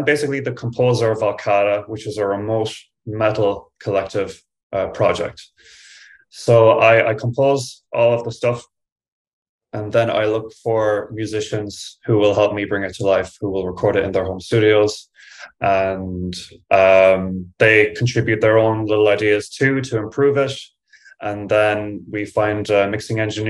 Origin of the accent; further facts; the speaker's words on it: Ireland; moved away as an adult; also born or lived in Dublin; now in New York, United States; so I live in New York now, but I used to live in Dublin. I grew up in Ireland.